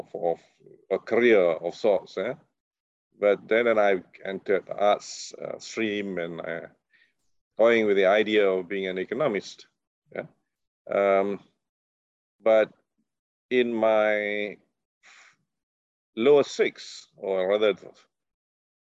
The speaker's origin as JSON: {"language": "English", "town": "Sungai Petani", "region": "Kedah", "country": "Malaysia", "tie": "born or raised there", "moved": "yes", "lives_now": "Selangor, Malaysia", "said": "I'm from the other side of the country in Kedah. Yeah. More exactly, Sungai Petani. And that's where I was born."}